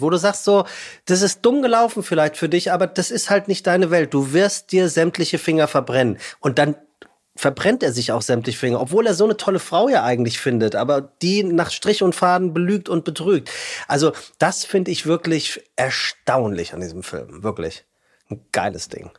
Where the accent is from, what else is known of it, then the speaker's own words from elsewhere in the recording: Frankfurt, Hesse, Germany; now in Hamburg, Germany; Das sage ich als Hamburger, ja Frankfurter eigentlich